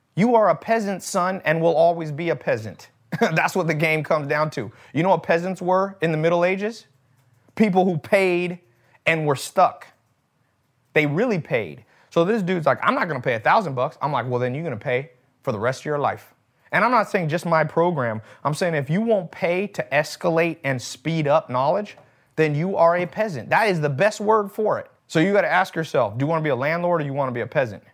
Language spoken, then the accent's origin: English; United States; I was born in America